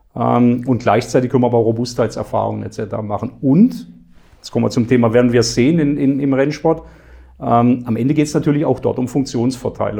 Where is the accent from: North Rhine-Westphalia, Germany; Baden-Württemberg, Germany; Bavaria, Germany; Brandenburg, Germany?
Baden-Württemberg, Germany; Black Forest; bei mir in meinem Heimatort im Schwarzwald